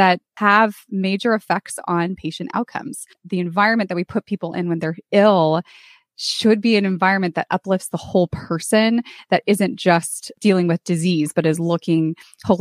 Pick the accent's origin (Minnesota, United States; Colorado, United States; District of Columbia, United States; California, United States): California, United States; moved away as an adult; also born or lived in San Antonio, Texas; I moved from California, where I grew up, to San Antonio, Texas